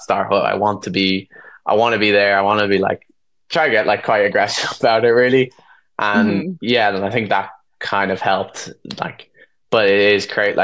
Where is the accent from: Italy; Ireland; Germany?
Ireland; being Irish